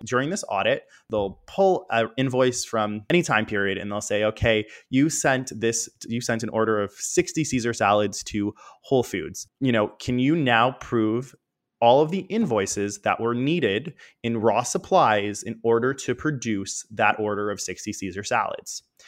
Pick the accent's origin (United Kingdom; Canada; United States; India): Canada; Toronto, Ontario; born or raised there